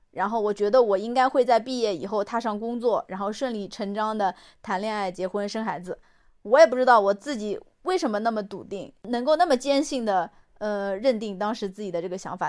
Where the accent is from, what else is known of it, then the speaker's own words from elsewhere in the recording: Suzhou, Jiangsu, China; moved away as an adult; now in Chengdu, China; 我是苏州人，我在成都工作